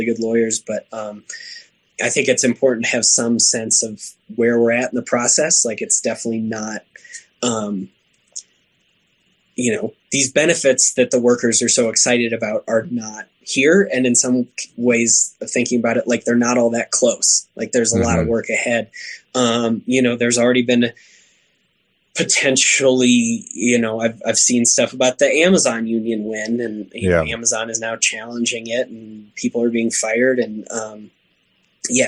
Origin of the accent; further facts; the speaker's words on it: Oklahoma, United States; I grew up in Oklahoma